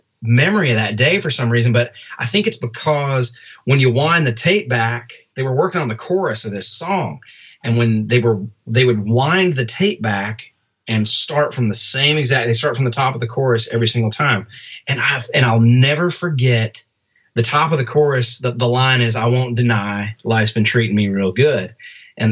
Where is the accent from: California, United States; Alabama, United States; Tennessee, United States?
Tennessee, United States; Nashville; also born or lived in Albany, New York; I was born in Albany. We moved down here we moved here when I had to be maybe 3 years old or something like that. And so, yeah, man, Nashville's always been home.